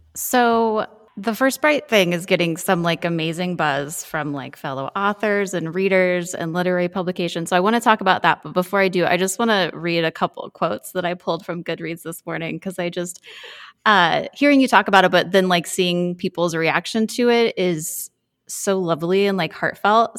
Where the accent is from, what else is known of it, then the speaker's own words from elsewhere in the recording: Kansas, United States; now in Nebraska, United States; I grew up in the Midwest Road from Kansas and lived in Nebraska for fifteen years or so.